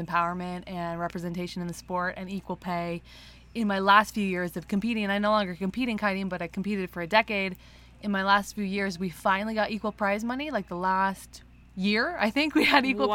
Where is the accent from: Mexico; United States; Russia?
United States; Northern California; also born or lived in San Diego / Hood River; I grew up in Northern California